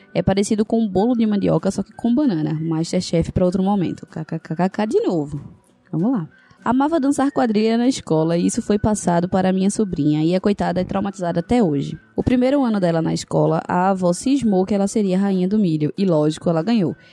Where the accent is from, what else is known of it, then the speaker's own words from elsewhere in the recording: Recife, Pernambuco, Brazil; sou de Recife